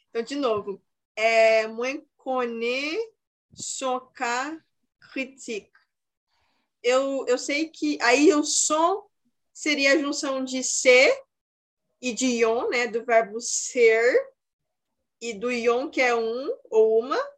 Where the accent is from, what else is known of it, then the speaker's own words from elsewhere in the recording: Brazil; Mas eu sou brasileira.